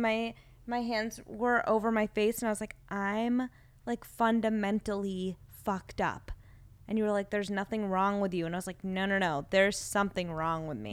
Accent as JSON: {"language": "English", "town": "Los Angeles", "region": "California", "country": "United States", "tie": "born or raised there", "said": "growing up in Los Angeles"}